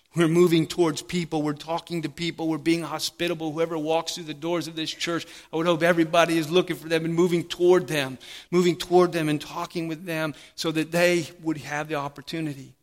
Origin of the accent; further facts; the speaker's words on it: United States; a servant of King Jesus before I'm even an American